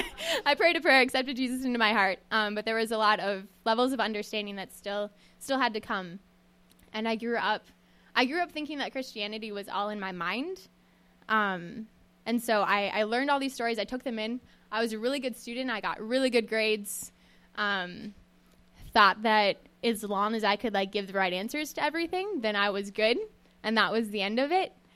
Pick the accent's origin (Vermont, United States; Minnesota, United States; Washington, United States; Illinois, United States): Minnesota, United States; Western; I grew up in Western Minnesota, um, on a farm in the middle of nowhere